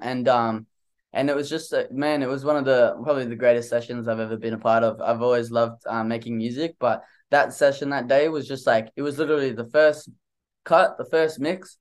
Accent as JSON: {"language": "English", "country": "Australia", "said": "I'm from Australia, man. I never left Australia my whole life"}